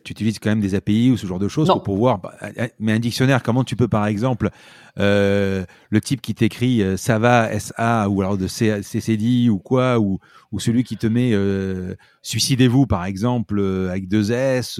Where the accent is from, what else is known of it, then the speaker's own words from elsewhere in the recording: Marseille, Provence-Alpes-Côte d'Azur, France; on est Marseillais